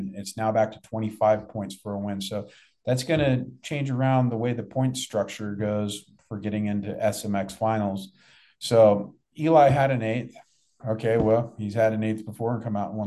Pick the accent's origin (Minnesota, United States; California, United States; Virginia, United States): California, United States; Northern; I grew up in Northern California